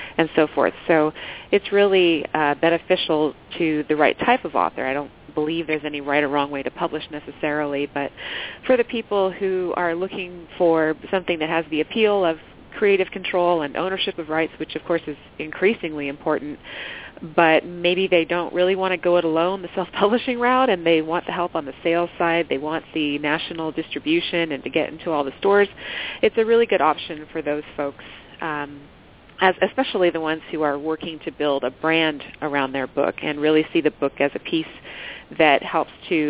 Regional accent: Southern California, United States; moved away as an adult; I'm originally from Southern California and grew up out there

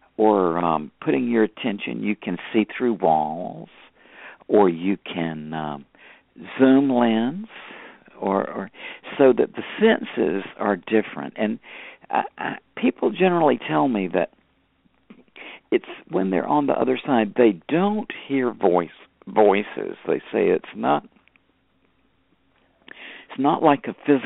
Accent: United States

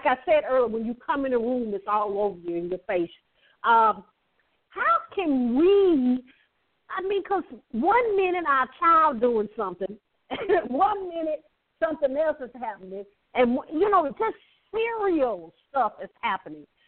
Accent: the South, United States; I'm from the South, as y'all know, I'm from the South

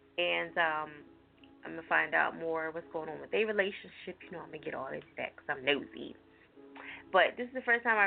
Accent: New Jersey, United States; moved away; I'm from Jersey

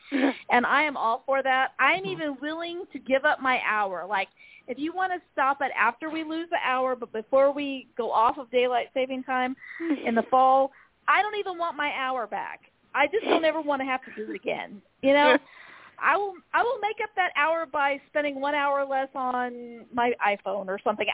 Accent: Arizona, United States; moved away; I was raised in Arizona

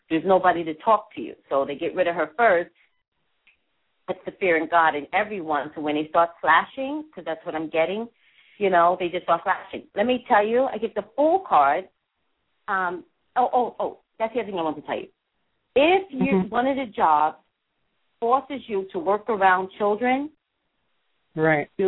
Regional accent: New York, United States; Oh, I'm an East Coast person.

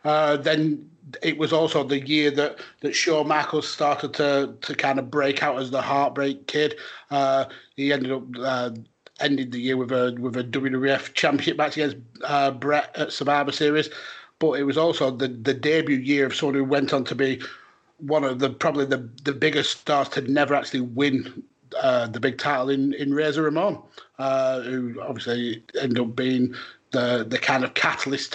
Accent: United Kingdom; as a British fan

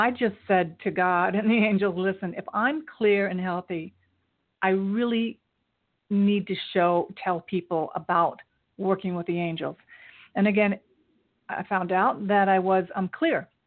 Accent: Japan; born there; I was born in Japan. My father was in the military, so I traveled a lot.

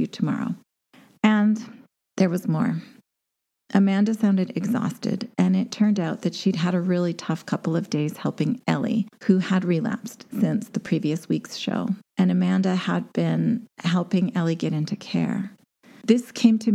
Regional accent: Canadian Prairies, Canada; I'm a girl from the Canadian prairies

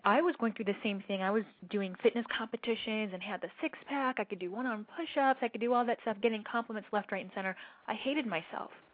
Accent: Cleveland, Ohio, United States; moved away as an adult; also born or lived in Berkeley, California; I grew up in Cleveland, Ohio

